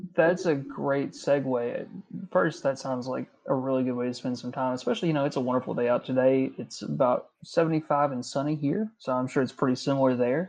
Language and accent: English; Carter County, Kentucky, United States; I'm from Carter County originally, so that's you know that's my neck of the woods